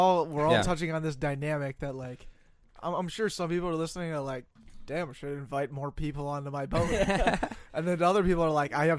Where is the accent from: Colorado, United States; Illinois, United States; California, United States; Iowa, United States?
Colorado, United States; now in Minnesota, United States; a guy who's not from Minnesota, I'm from Colorado